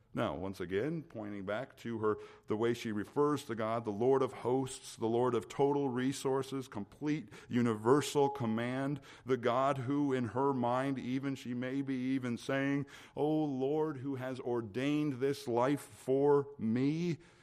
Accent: the middle of Minnesota, United States; moved away; growing up in the middle of Minnesota

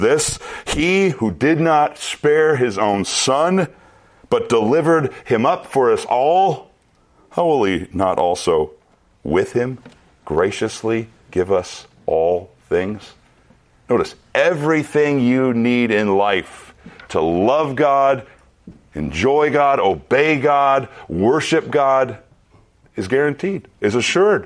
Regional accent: Minnesota, United States; growing up in Minnesota

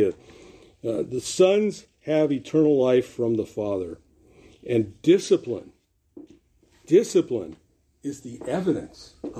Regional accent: Los Angeles, California, United States; I grew up in Venice Beach, incidentally. Kathy and I are graduates of Venice High School

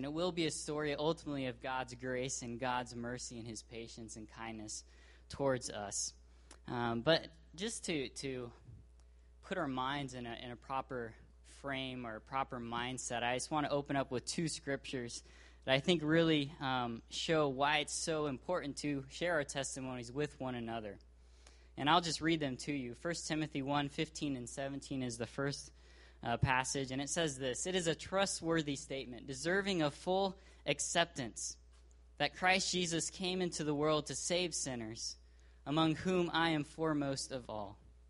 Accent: Brazil; born there; I was born in Brazil. I consider that an immense blessing and privilege.

